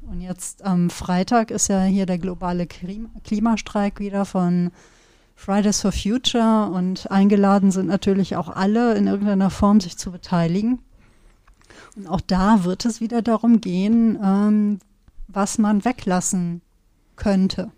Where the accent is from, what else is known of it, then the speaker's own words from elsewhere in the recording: Sauerland, North Rhine-Westphalia, Germany; ich komme ja aus dem Sauerland